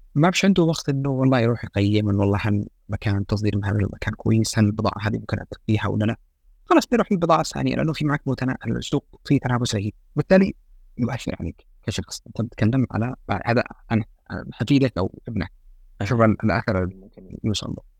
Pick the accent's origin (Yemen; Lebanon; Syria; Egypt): Yemen; احنا كيمنيين